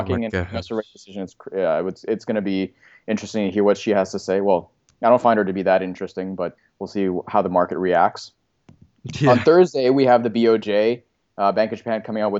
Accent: Canada; as a Canadian

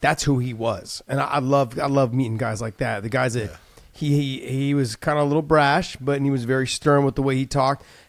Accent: Bay Area, California, United States; I grew up in the Bay Area

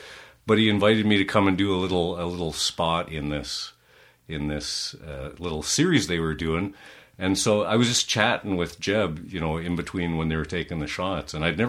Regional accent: Calgary, Alberta, Canada; Well, I'm a third-generation Calgarian.

